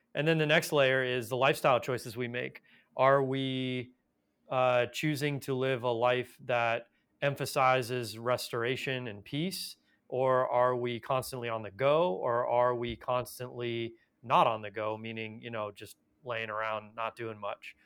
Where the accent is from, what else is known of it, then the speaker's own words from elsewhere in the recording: Los Angeles, California, United States; I was born in Los Angeles